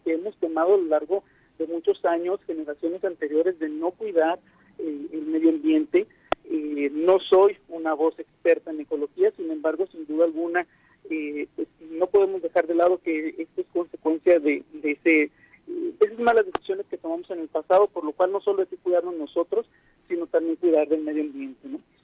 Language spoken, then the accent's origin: Spanish; Mexico; los mexicanos particularmente los mexicanos